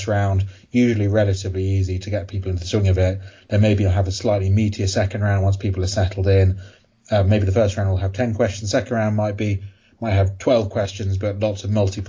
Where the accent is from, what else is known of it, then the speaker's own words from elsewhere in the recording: London, United Kingdom; I am from London.